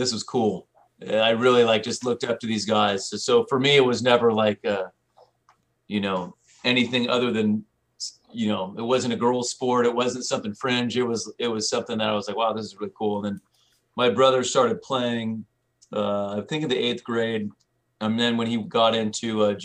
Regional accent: Santa Barbara, California, United States; I grew up in Santa Barbara, California

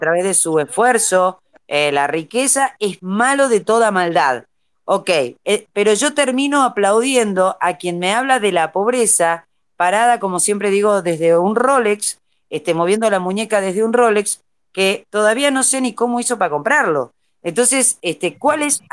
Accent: Jujuy, Argentina; a mí me faltan todas las S, chicos, porque yo soy jujeña y no, no, no pronuncio una S

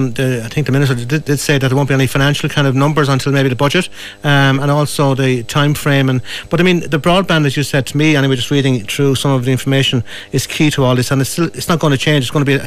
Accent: Kilkenny, Leinster, Ireland; I'm obviously from Kilkenny myself as well. I live about 5 km outside the city, and you know, the broadband I have is from a satellite kind

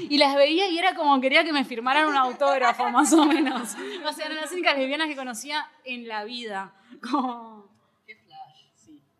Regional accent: General Villegas, Buenos Aires Province, Argentina; now in Buenos Aires, Argentina; yo soy de Villegas

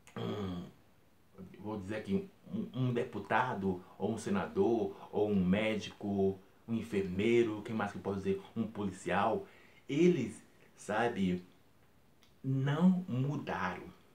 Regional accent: Natal, Rio Grande do Norte, Brazil; moved away; eu estava lá na minha cidade, Natal

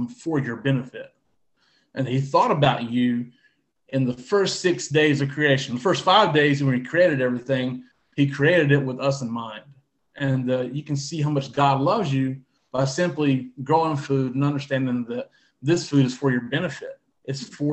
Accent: North Carolina, United States; also born or lived in Southwest Ohio; now in Ohio, United States; we live in Southwest Ohio, and I'm originally from North Carolina

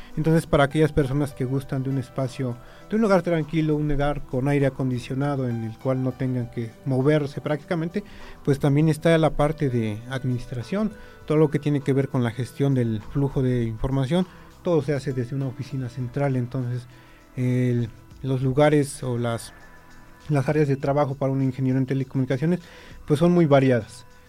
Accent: Mexico

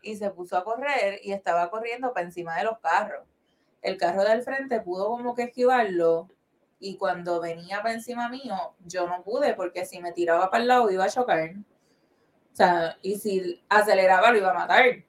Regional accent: Carolina, Puerto Rico; nosotros somos de Carolina

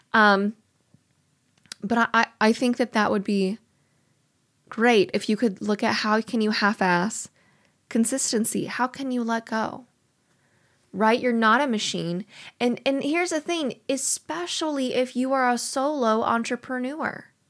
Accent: Missouri, United States; I'm from Missouri

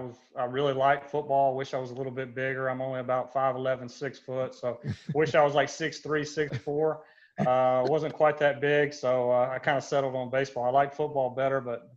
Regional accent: Douglasville, Georgia, United States; Yeah, I'm from Atlanta, Georgia. I'm from actually Douglasville, Georgia, a little west of Atlanta. Grew up there.

